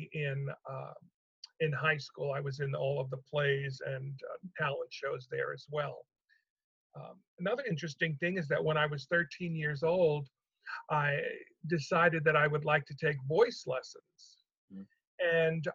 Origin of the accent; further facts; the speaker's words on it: New York, United States; also born or lived in South Ozone Park, Queens / Valley Stream, Long Island; I'm from New York. I was born in South Ozone Park, which is a borough in Queens. And then I moved at 9 years old. We moved to Long Island to Valley Stream